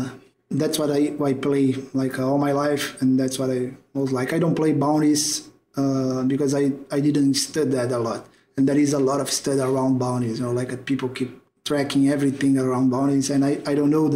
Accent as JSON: {"language": "English", "country": "Brazil", "said": "I'm from Brazil"}